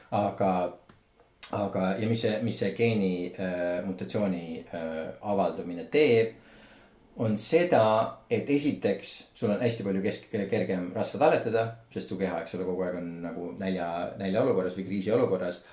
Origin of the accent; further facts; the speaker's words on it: Estonia; me oleme eestlased